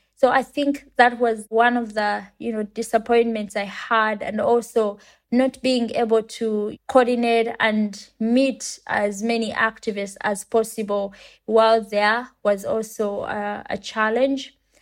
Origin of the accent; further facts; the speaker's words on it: Uganda; I come from Uganda and it's a country in Africa